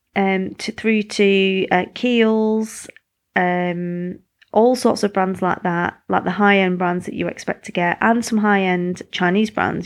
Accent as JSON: {"language": "English", "country": "United Kingdom", "moved": "yes", "said": "I'm British"}